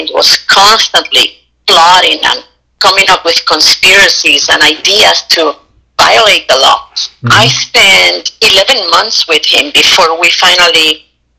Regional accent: Puerto Rico; accent: Puerto Rican; I'm Puerto Rican and my accent is so strong

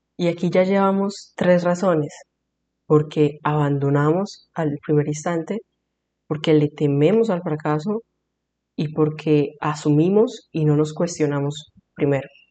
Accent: Colombia; soy de Colombia

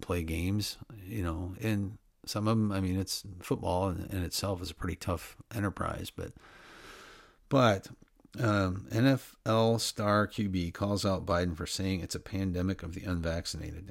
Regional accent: Midwest, United States; I grew up in the Middle West, like I said, of the United States

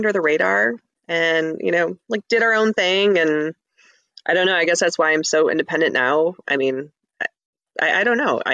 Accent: Ferndale, Michigan, United States; now in Clawson, United States; I grew up in Ferndale. I live in Clawson now

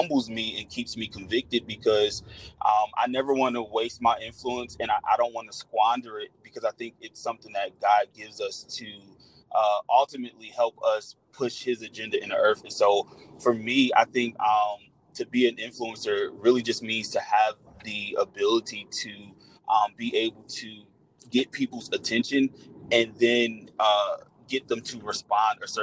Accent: Newark, New Jersey, United States; moved away as an adult; now in Atlanta, United States; I am from Newark, New Jersey. I currently live in Atlanta

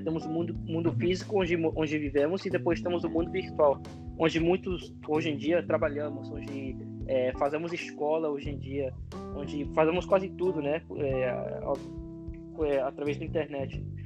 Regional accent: California, United States; accent: gringo; Portuguese is a second language; also born or lived in Michoacán, Mexico / Rio de Janeiro, Brazil; now in San Francisco, United States; eu nasci no México, é, toda a minha família é mexicana, meus pais são mexicanos, né? Eu nasci num povo muito pequeno lá e me trouxeram para Califórnia quando eu estava com um ano, para uma cidade que é muito mexicana

